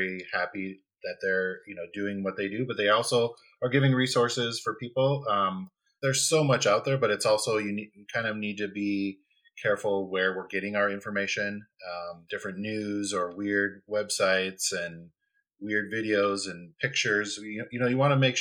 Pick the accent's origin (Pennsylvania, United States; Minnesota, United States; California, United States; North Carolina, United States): Minnesota, United States; moved away; I'm originally from Minnesota